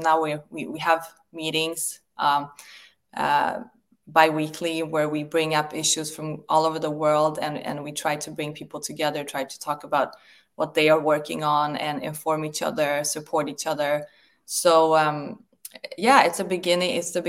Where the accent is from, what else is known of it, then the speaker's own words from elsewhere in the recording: Sweden; I came from Sweden, and in Sweden, we do have complete choice over vaccines, even in school.